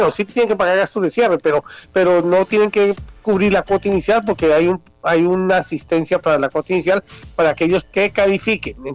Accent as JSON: {"language": "Spanish", "country": "Colombia", "moved": "yes", "lives_now": "United States", "said": "mi país, en Colombia, siendo yo ciudadano americano o estando viviendo en el exterior"}